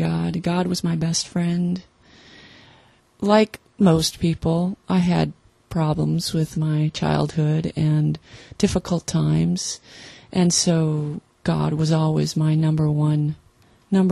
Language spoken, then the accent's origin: English; Wisconsin, United States; we're from Wisconsin, so it was Lutheran